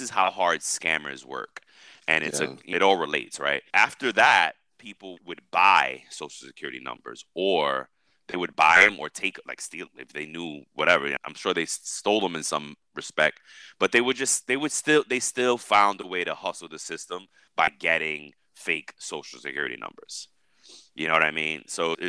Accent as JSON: {"language": "English", "region": "New York", "country": "United States", "said": "I'm a New Yorker"}